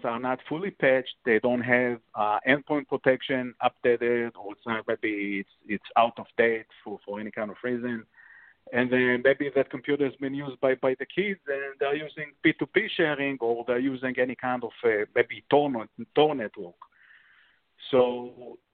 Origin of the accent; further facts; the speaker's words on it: Israel; moved away; I'm coming from Israel and I served in the army, military